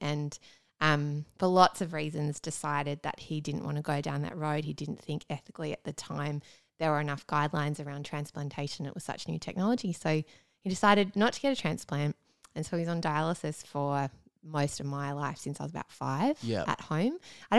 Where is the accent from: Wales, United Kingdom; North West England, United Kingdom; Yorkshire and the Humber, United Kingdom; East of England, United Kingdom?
Yorkshire and the Humber, United Kingdom; Doncaster; Yeah, just in Doncaster.